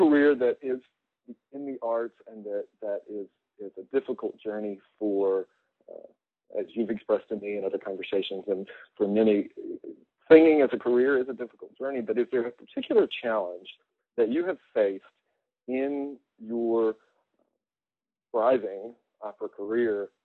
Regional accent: Memphis, Tennessee, United States; my hometown of Memphis

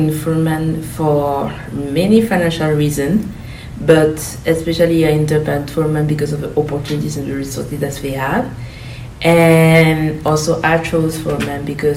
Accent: Burkina Faso; moved away as an adult; now in Greenville, United States; I am from Burkina Faso, a country located in West Africa.

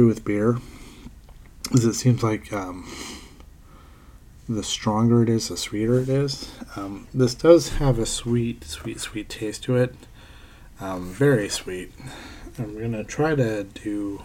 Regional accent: Pennsylvania, United States; moved away; an old friend that I grew up with in Pennsylvania

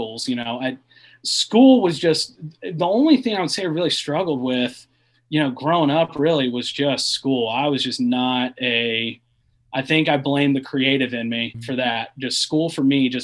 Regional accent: Lexington, Kentucky, United States; moved away as an adult; also born or lived in Charlotte, North Carolina; growing up in Lexington

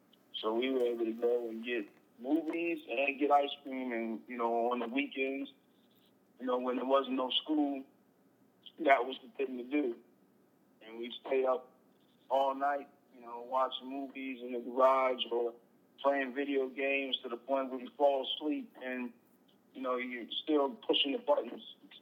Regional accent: Chesterfield, Virginia, United States; It was pretty simple. It's not much going on.

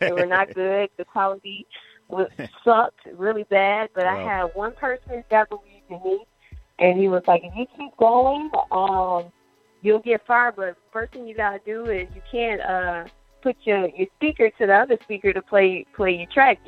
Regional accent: Joliet, Illinois, United States; I'm actually from Joliet, Illinois, which is about 45 minutes away from Chicago

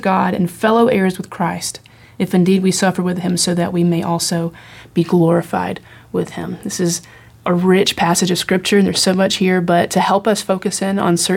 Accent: the South, United States; I'm from the South. I call my dad Daddy.

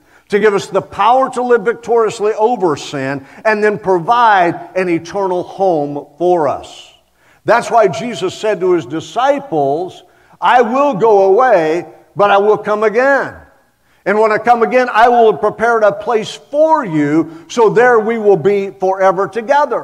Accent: Oklahoma, United States; I'm from Oklahoma

